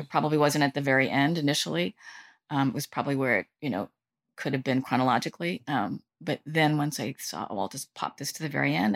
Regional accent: Southern California, United States; moved away as an adult; now in New York, United States; I did grow up, you know, for nine years in Southern California

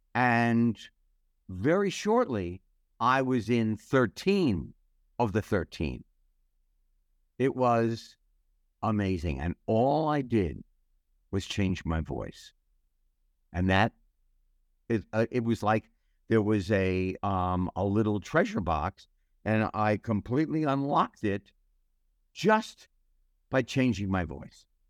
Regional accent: United States; I am so proud to be an American

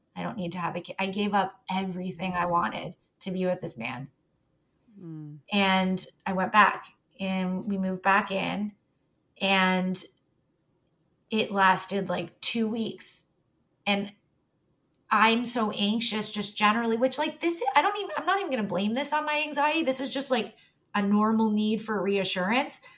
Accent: Toronto, Ontario, Canada; I grew up in Toronto

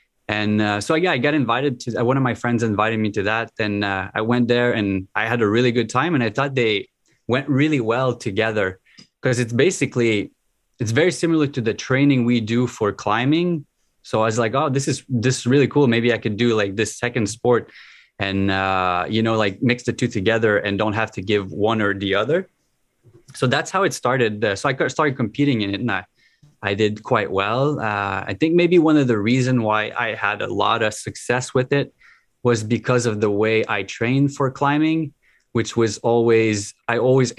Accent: Gatineau, Quebec, Canada; English is a second language; now in Ottawa, Canada; I grew up on the Quebec side, so which is in Gatineau, which is probably like 15, 20 minutes from here. So like really close to the border. So that's why I was introduced to English fairly early.

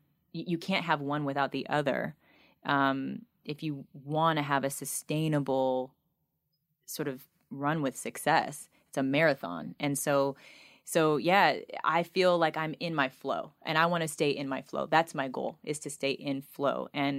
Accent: United States; I grew up on the Oprah Winfrey Show.

